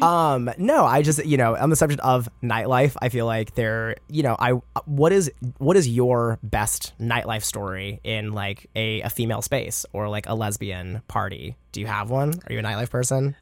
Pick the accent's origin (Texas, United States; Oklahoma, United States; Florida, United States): Texas, United States; moved away; I'm originally from Texas